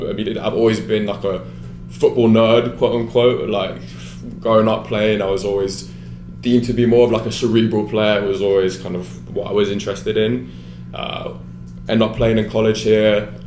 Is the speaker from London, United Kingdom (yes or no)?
yes; London, United Kingdom; moved away; I was born and raised in England, grew up playing there.